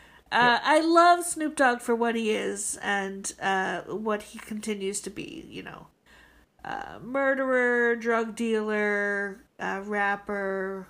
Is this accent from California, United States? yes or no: no; Michigan, United States; Now, I don't know if you can tell from my accent, people, but I am from Michigan